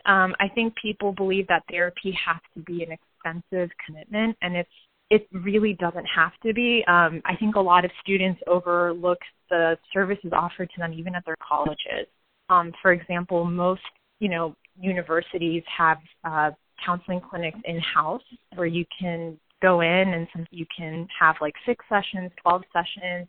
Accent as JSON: {"language": "English", "country": "United States", "said": "our generation as Indian Americans who have maybe grown up here"}